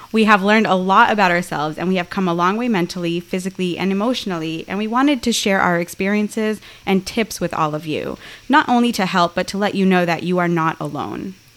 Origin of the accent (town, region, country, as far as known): United States; born or raised there